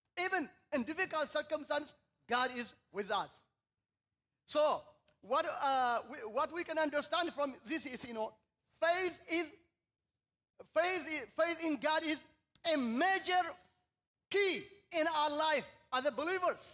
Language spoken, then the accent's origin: English; Eritrea; moved away as an adult; now in Seattle, United States; I was born and raised in Eritrea